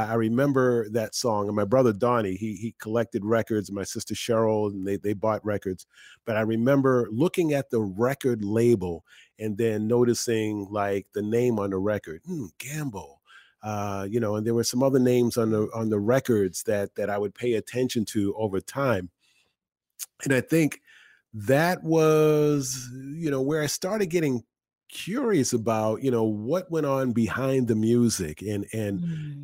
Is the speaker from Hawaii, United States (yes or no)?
no; Boston, Massachusetts, United States; now in Philadelphia, United States; I grew up in Boston